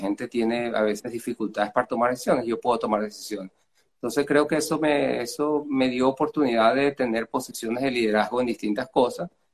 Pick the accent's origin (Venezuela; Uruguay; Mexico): Venezuela; moved away as an adult; also born or lived in Tangier, Morocco; now in United States; I was born in Africa, grew up in, Latin America